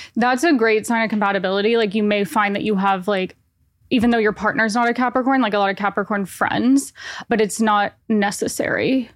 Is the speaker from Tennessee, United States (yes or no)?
yes; Nashville, Tennessee, United States; moved away as an adult; now in New York, United States; I am originally from Nashville, Tennessee, but I've been living in New York for six years